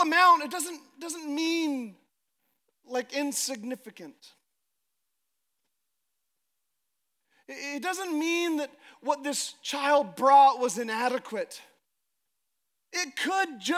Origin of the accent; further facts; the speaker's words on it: Alaska, United States; I'm from Alaska